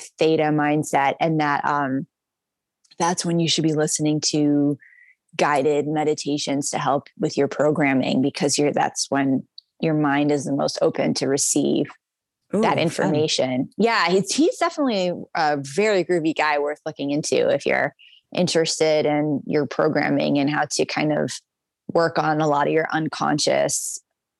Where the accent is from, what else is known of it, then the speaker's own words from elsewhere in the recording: Boston, Massachusetts, United States; I grew up in Boston proper